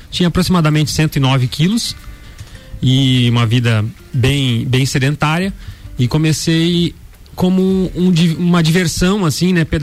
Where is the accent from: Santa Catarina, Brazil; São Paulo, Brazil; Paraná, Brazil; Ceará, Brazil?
Santa Catarina, Brazil; Joinville; now in Blumenau, Brazil; eu sou natural de Joinville. Eu tenho 35 anos